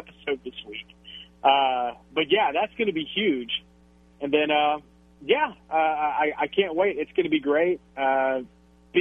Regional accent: Louisiana, United States; all over the state of Louisiana, my home state

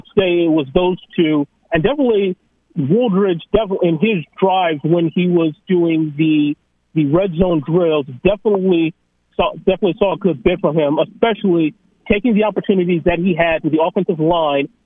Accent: Mamou, Louisiana, United States; I was originally from Mamou, Louisiana. I was actually there in high school

